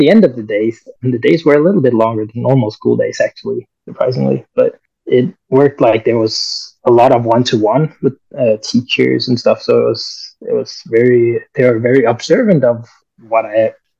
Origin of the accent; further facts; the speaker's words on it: near Copenhagen, Capital Region of Denmark, Denmark; also born or lived in Colombia; I'm adopted from Colombia, actually. So I came to Denmark when I was 1 year old.